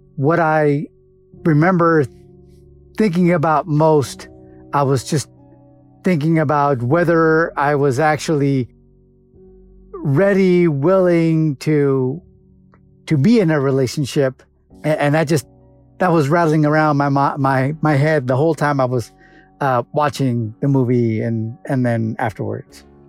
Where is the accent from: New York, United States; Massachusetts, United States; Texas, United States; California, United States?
California, United States; Los Angeles; originally from Los Angeles, California